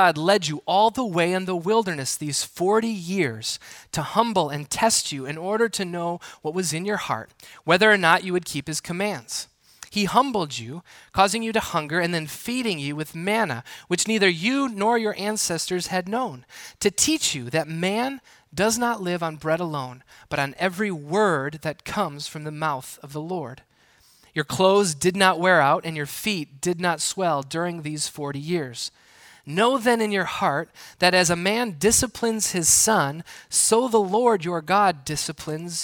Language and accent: English; Milwaukee, Wisconsin, United States; Growing up in southeastern Wisconsin, the Milwaukee area